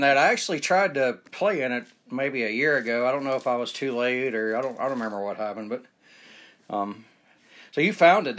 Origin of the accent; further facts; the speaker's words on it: Marietta, Georgia, United States; moved away as an adult; also born or lived in Smyrna, Georgia; now in Utah, United States; I grew up in Marietta.